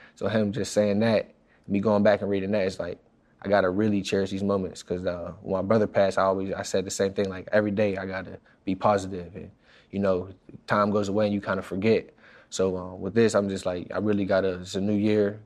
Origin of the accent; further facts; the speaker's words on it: Pittsburgh, Pennsylvania, United States; moved away as an adult; now in New York, United States; I'm from Pittsburgh, where it ain't You know, there ain't nothing really